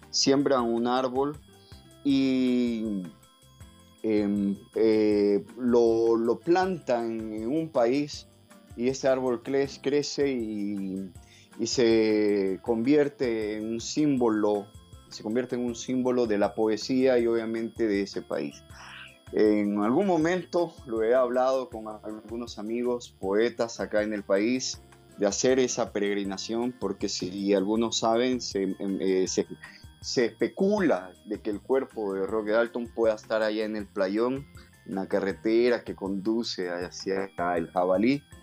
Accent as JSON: {"language": "Spanish", "country": "El Salvador", "said": "lo digo como poeta, lo digo como, como autor y como salvadoreño."}